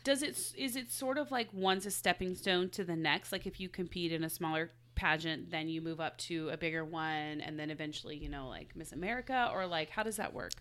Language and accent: English; Midwest, United States; I'm from the Midwest